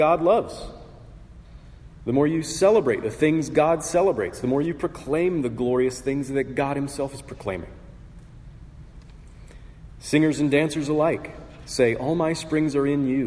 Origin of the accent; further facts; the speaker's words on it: Portland, United States; I was born in Portland, which comes with certain bragging rights.